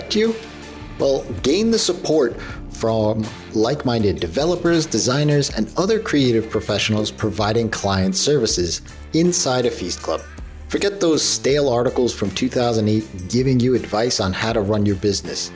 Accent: New York, United States; As a New Yorker

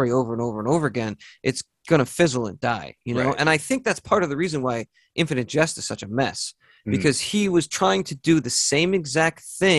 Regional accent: New York, United States; I'm from New York.

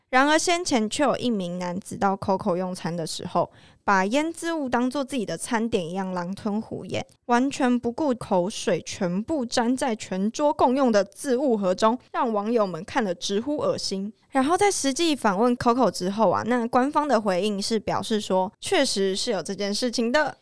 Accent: Taiwan; 我们台湾人吃牛肉面啊，就会加酸菜一样

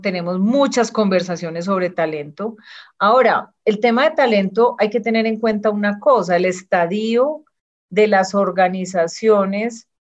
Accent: Medellín, Antioquia, Colombia; yo nací en Medellín, tuve una infancia muy estimulante

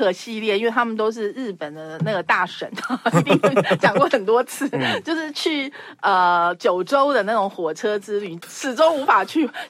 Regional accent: Taiwan; 就想到我是台湾人啊，所以我我我也知道这些历史这样。

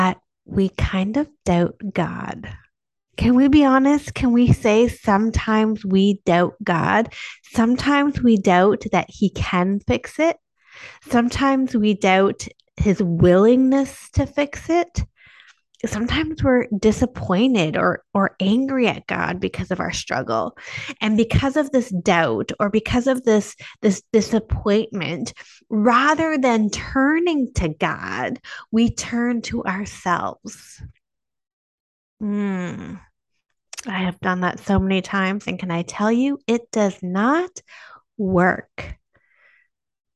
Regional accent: Canada; I'm Canadian

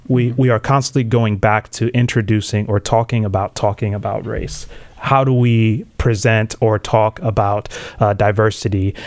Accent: Tanzania; now in United States; I was born in Tanzania. Um, both my parents are, are Tanzanian. Um, came here to the states

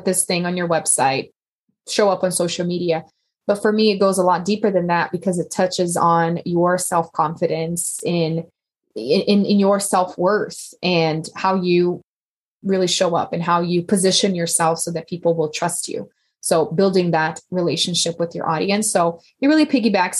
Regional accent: Brazil; moved away as an adult; now in United States; I'm from Brazil originally, and we actually had the babies in Brazil.

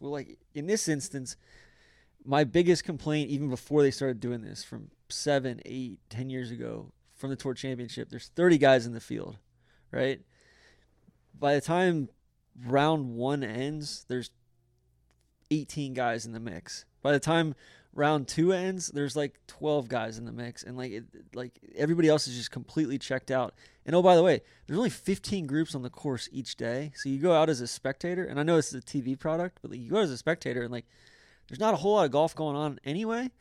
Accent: Atlanta, Georgia, United States; I'm from Atlanta.

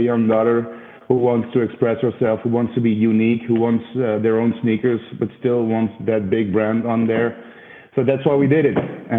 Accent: Belgium; I'm from Belgium.

